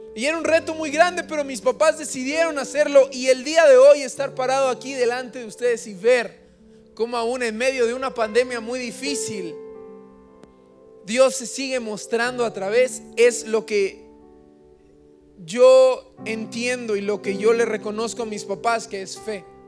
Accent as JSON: {"language": "Spanish", "town": "Acapulco", "region": "Guerrero", "country": "Mexico", "moved": "yes", "lives_now": "Oaxaca, Mexico", "said": "Nosotros somos de Acapulco"}